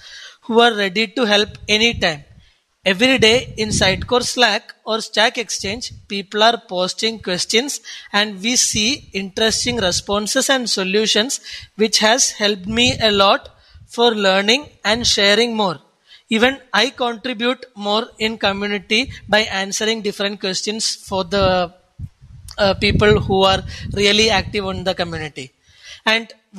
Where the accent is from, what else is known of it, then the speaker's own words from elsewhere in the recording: Kochi, Kerala, India; I come from Cochin, Kerala, the God's own country.